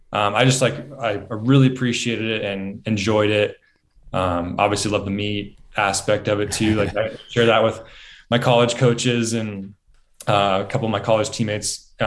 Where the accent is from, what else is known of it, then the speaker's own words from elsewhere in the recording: Central Point, Oregon, United States; also born or lived in Ashland; So I'm from Southern Oregon.